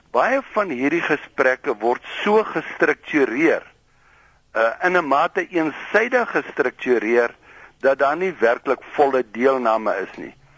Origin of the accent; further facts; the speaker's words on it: South Africa; ons as Suid-Afrikaners